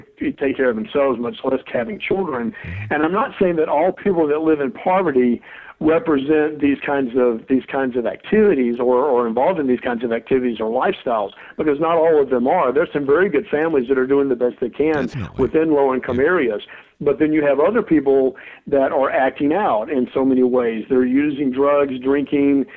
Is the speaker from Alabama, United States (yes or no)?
yes; Mobile, Alabama, United States; I grew up in Mobile, Alabama as a white male